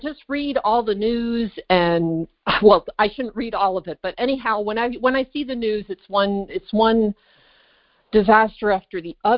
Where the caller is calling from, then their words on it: California, United States; I'm calling from California